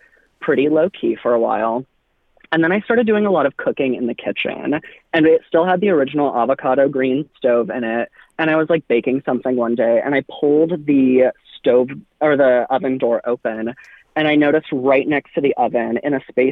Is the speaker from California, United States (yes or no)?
yes; Anaheim, California, United States; now in Nashville, United States; I am originally from Anaheim. I grew up literally right behind Disneyland